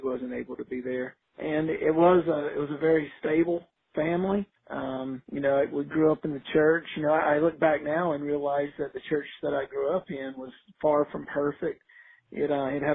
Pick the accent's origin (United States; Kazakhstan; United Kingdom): United States; Outer Banks of North Carolina; now in Lynchburg, United States; I grew up on the Outer Banks of North Carolina.